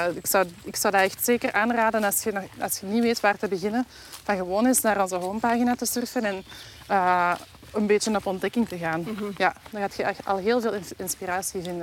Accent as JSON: {"language": "Dutch", "country": "Belgium", "said": "in het uiterste zuiden van ons land"}